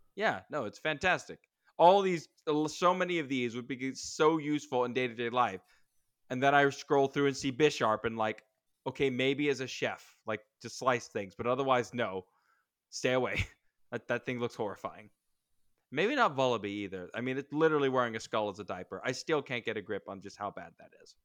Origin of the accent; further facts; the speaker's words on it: United States; I'm an American